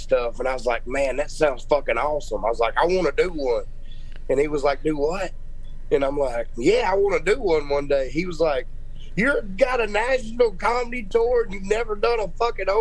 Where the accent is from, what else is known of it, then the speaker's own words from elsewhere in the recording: Louisiana, United States; moved away as an adult; now in Texas, United States; Growing up in Louisiana, now I've lived in Texas for 11 years